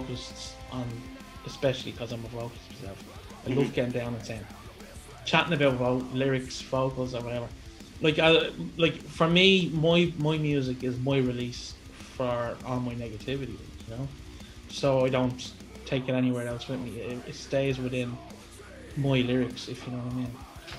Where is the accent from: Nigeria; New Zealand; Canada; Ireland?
Ireland; we're fucking Irish